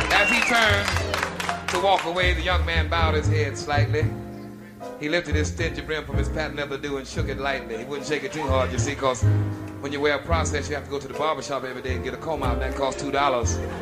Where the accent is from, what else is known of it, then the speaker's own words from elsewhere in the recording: Chicago, Illinois, United States; moved away; my hometown, Chicago